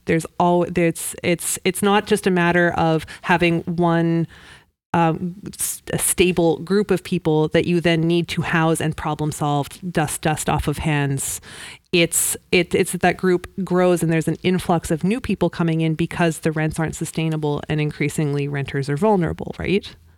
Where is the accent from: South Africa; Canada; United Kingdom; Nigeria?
Canada; Vancouver, British Columbia; moved away as an adult; now in Moncton, Canada; I'm from Vancouver originally